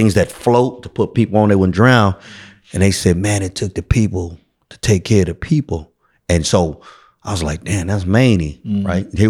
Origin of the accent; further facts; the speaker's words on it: San Francisco, California, United States; So I grew up, I'm born and raised in San Francisco, I'm a native, 1285 Howard Street.